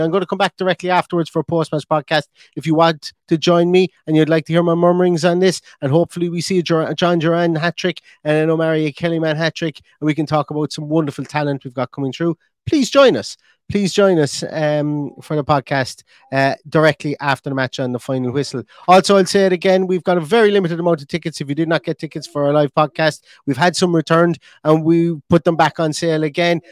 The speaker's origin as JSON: {"language": "English", "country": "Ireland", "said": "I'm an Irishman"}